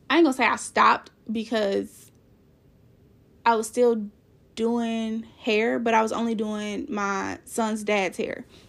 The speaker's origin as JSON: {"language": "English", "town": "Kansas City", "region": "Missouri", "country": "United States", "said": "I'm from Kansas City, Missouri"}